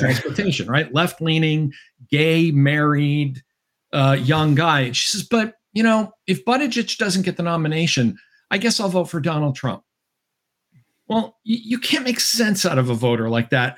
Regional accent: Massachusetts, United States; I come from Massachusetts

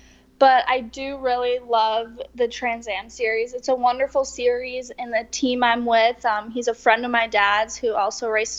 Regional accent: Wisconsin, United States; moved away; I'm from Wisconsin.

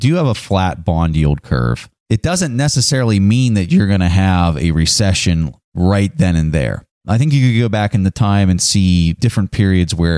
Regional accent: United States; as an American

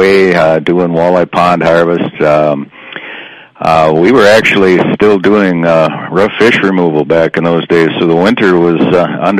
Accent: Good Thunder, Minnesota, United States; also born or lived in Brainerd, Minnesota / Waterville, Minnesota / Bemidji, Minnesota; In southern Minnesota, actually, a little town called Good Thunder, south of Mankato.

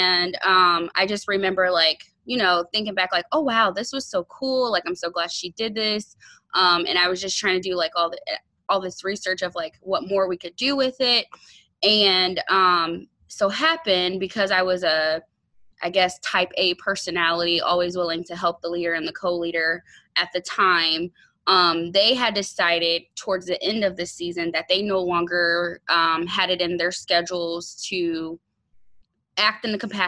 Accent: Fort Wayne, Indiana, United States; I am from Fort Wayne, Indiana.

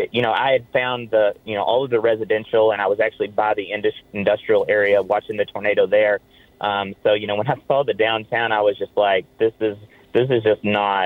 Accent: Arkansas, United States; No, I am from Arkansas.

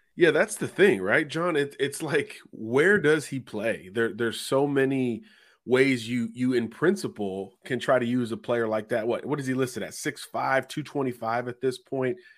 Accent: Florida, United States; my home state of Florida

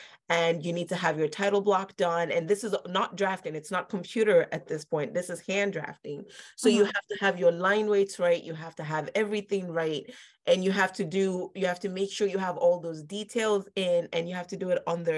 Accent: Lagos, Nigeria; moved away as an adult; now in Philadelphia, United States; I grew up in Nigeria, Lagos, mm-hmm. Nigeria. And I moved here for college when I was 18.

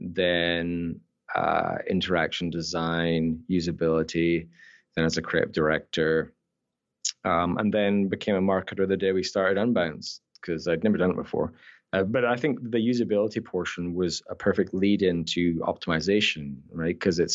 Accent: Scotland, United Kingdom; accent: Scottish Canadian; also born or lived in Newcastle, United Kingdom; I was actually born in the north of England. I'm a Geordie, Newcastle, but I moved to Scotland when I was 10.

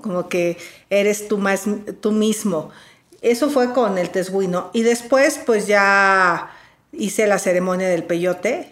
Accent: Valle del Mezquital, Hidalgo, Mexico; moved away as an adult; now in Mexico City, Mexico; yo soy del Valle del Mezquital

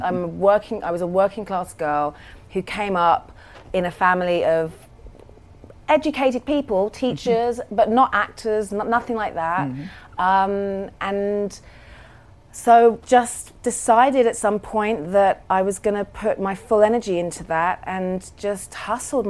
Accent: London, United Kingdom; I was raised in London

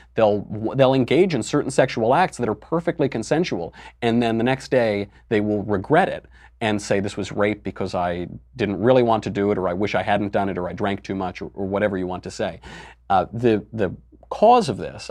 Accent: New York, United States; I'm from New York, so there are drag bars all over the village

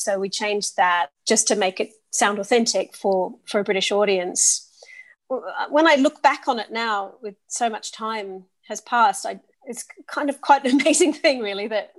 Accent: Sydney, New South Wales, Australia; accent: English; also born or lived in Oxford, United Kingdom; my English accent comes from living in the UK for half my life. So I grew up in both Oxford and Sydney and went to school in Oxford, in both primary and secondary school

